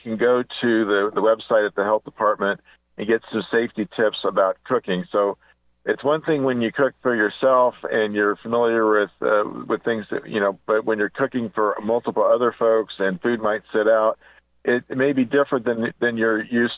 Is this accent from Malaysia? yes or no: no; Indianapolis, Indiana, United States; moved away; a doctor's office that I went to growing up in Indianapolis